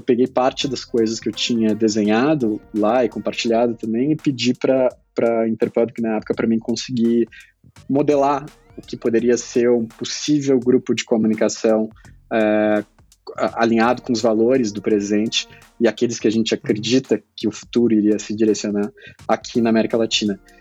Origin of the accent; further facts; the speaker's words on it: Pelotas, Rio Grande do Sul, Brazil; sou do interior do Grande Sul, né? Nasci em Pelotas, hum. lá no interior do interior do Grande do Sul